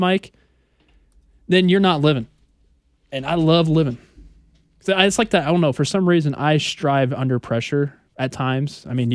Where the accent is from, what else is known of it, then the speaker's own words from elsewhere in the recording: St. Joseph, Missouri, United States; now in Kansas City, United States; we would travel from St. Joe down